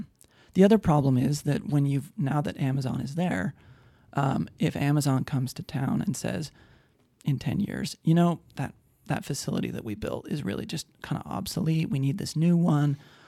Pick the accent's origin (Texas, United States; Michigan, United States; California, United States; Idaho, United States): Idaho, United States; Idaho Falls; also born or lived in Madison, Wisconsin / Utah; now in Spokane, United States; I grew up in Idaho Falls.